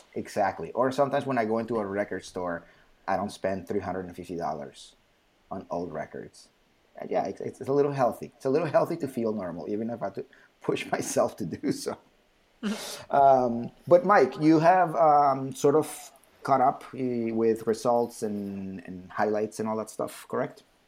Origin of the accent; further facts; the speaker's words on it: Bogotá, Colombia; I was born in Bogota